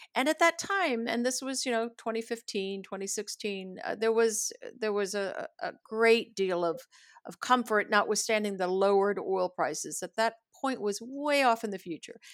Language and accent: English; United States; as an American woman, as an American diplomat